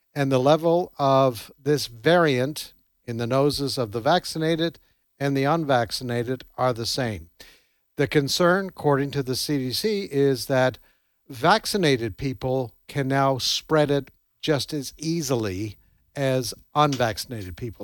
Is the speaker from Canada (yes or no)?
yes; Canada; now in Tupelo, United States; when I was growing up in Canada